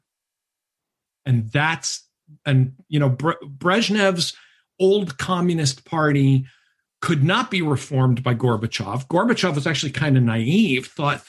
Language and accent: English; Massachusetts, United States; I was a Republican from the time I was 18, growing up in Massachusetts